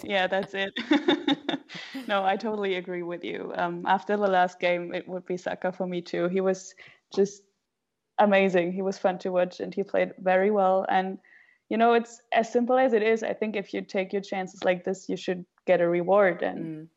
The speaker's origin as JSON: {"language": "English", "town": "Frankfurt", "region": "Hesse", "country": "Germany", "said": "I'm from Frankfurt"}